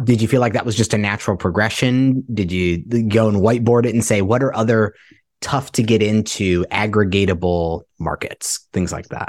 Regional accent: Ohio, United States; I'm from Ohio and, uh, Cincinnati, Columbus as well, where I'm from

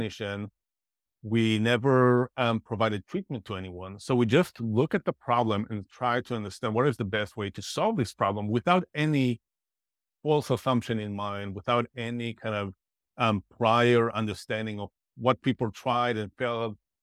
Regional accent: Israel; moved away; I'm originally from Israel

